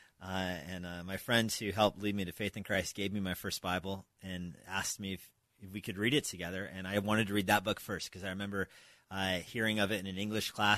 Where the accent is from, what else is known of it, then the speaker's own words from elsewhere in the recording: New Mexico, United States; moved away as an adult; also born or lived in Albuquerque / Philippines; now in Springfield, Virginia, United States; I grew up in New Mexico, came to faith in New Mexico, went to the University of New Mexico